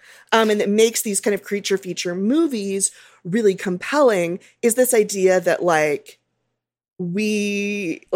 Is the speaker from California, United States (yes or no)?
yes; Southern California, United States; I am from Southern California.